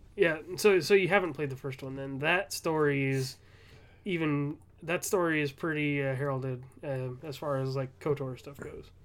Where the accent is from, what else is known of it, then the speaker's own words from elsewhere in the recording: Southern California, United States; I'm from Southern California